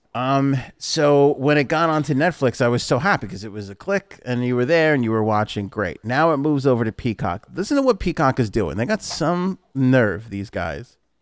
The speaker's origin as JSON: {"language": "English", "region": "New York", "country": "United States", "tie": "born or raised there"}